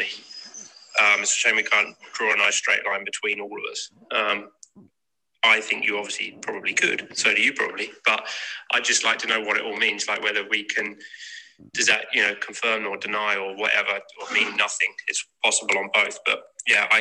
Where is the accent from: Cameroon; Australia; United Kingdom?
United Kingdom; England; I'm from England